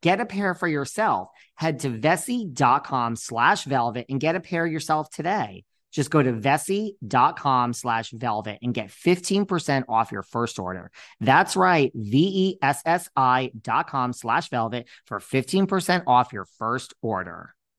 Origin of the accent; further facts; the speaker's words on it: New York, United States; also born or lived in Los Angeles; I split my time between New York and L A, but I am a hardcore New Yorker